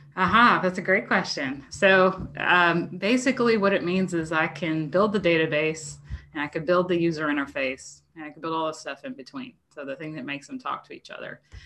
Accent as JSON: {"language": "English", "region": "New Jersey", "country": "United States", "moved": "as an adult", "lives_now": "Arkansas, United States", "said": "I was from South Jersey"}